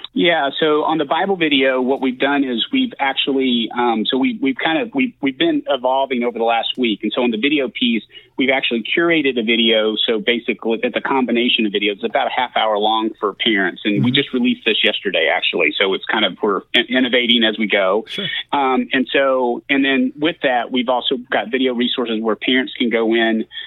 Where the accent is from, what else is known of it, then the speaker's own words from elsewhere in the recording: south of Lexington, Central Kentucky, United States; moved away as an adult; I grew up in Central Kentucky, just south of Lexington